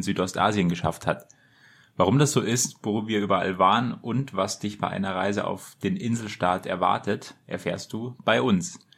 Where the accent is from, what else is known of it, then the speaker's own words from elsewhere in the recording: Germany; als Deutscher